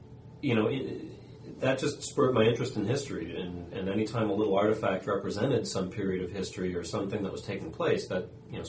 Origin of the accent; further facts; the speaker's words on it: New Hampshire, United States; I moved around a bit, but most of my life in New Hampshire. I just live a little further away in southern New Hampshire, Plastow, New Hampshire.